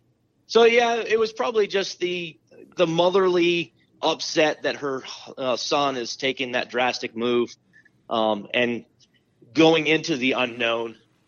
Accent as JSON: {"language": "English", "town": "San Diego", "region": "California", "country": "United States", "tie": "born or raised there", "said": "growing up in San Diego, California"}